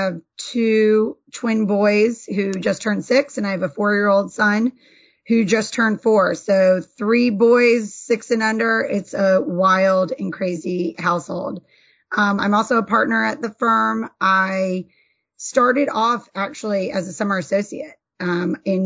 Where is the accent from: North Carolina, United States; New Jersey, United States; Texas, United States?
North Carolina, United States; moved away as an adult; now in Georgia, United States; born and bred in North Carolina, and then came down to Georgia for law school and have been here ever since